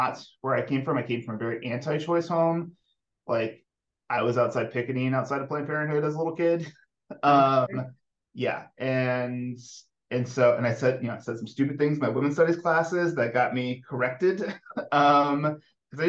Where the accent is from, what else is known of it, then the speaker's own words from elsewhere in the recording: Florida, United States; moved away as an adult; also born or lived in Missouri / Maryland; I grew up in the South. I grew up in Florida